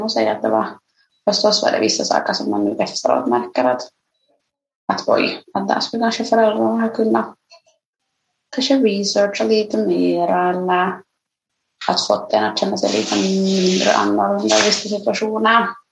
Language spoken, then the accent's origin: Swedish; Nyland, Uusimaa, Finland; also born or lived in Ethiopia / Ostrobothnia; jag flyttade liksom från, uh, från Österbotten redan som sexåring ner till Nyland